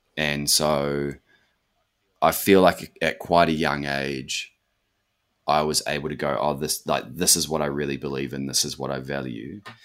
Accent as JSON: {"language": "English", "region": "Auckland", "country": "New Zealand", "tie": "born or raised there", "moved": "as an adult", "lives_now": "Western Australia, Australia", "said": "since growing up in West Auckland."}